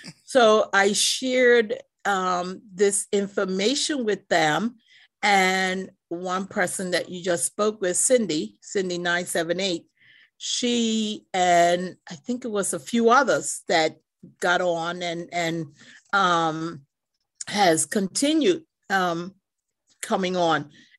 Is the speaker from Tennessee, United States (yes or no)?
no; Cambridge, Massachusetts, United States; I would like to say I'm from Massachusetts, Cambridge, Massachusetts